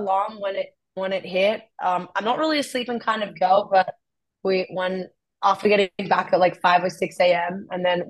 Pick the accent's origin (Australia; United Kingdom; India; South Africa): Australia; moved away as an adult; now in Florida, United States; I came from the East Coast in Australia